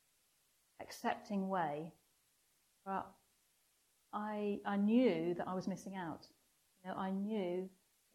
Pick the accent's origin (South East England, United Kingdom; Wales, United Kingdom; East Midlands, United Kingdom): Wales, United Kingdom; North; now in Wimbledon, United Kingdom; I was brought up in North Wales, so it was a Welsh chapel.